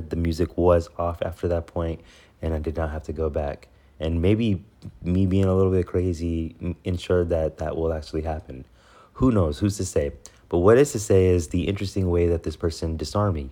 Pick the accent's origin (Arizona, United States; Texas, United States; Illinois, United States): Texas, United States; Houston; I'm from Houston